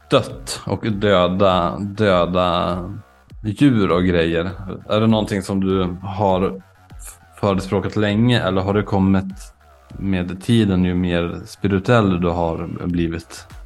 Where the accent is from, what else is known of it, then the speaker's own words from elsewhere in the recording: near Umeå, Norrland, Sweden; Jag växte upp i Norrland, inte jättelångt från Umeå, men jag bodde inte i Umeå utan jag var mycket i Umeå